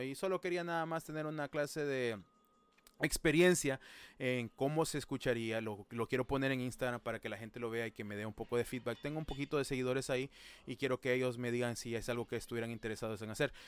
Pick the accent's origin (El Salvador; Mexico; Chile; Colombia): El Salvador; now in United States; nosotros somos personas que no vivimos en El Salvador, pero somos de El Salvador.